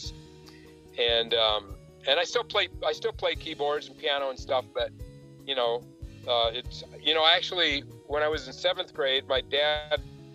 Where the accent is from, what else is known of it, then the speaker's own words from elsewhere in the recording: Loveland, Colorado, United States; also born or lived in Fort Collins, Colorado; I moved here when I was about six or so. Six or seven, we moved to Fort Collins, and then we're there for 9 months, and then moved to Loveland. So I pretty much grew up here